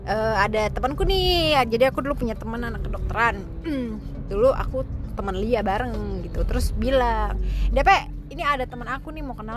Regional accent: Tangerang, Banten, Indonesia; karena si Aji ini juga dari Bogor terus aku juga dari Tangerang kan

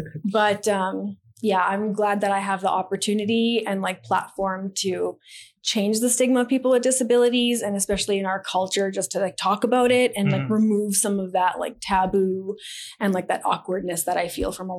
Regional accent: Edmonton, Alberta, Canada; I'm from Edmonton, Alberta, born and raised here.

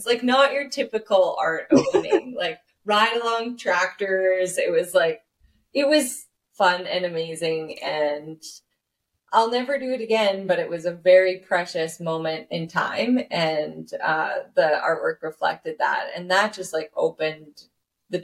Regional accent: Canada; I am a Canadian artist.

